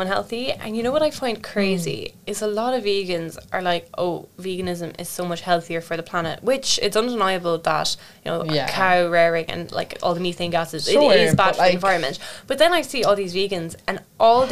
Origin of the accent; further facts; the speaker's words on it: Rosscarbery, Munster, Ireland; I'm from Roscarbery, so we have the Roscarbery meat